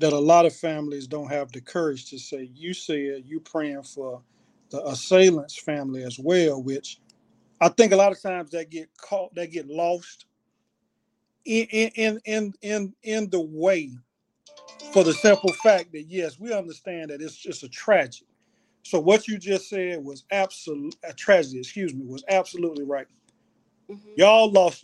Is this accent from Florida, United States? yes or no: yes; Opa-locka, Florida, United States; I grew up in Opa-locka, Florida